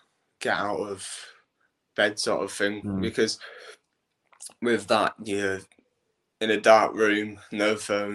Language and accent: English; Hull, Yorkshire and the Humber, United Kingdom; I'm 20 years old and I come from Hull